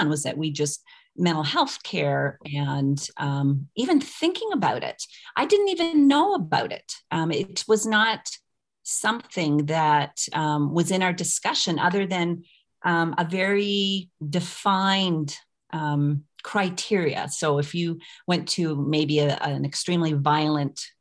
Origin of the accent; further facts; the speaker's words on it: Fredericton, New Brunswick, Canada; I come from Fredericton, New Brunswick, so it's a city, I use city in quotation marks, of 45,000 people.